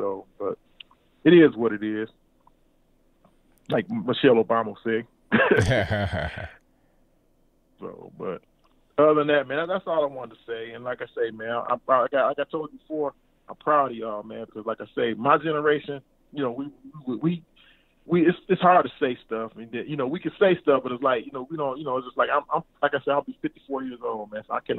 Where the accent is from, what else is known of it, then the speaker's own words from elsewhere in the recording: Ohio, United States; growing up, I'm originally from Ohio.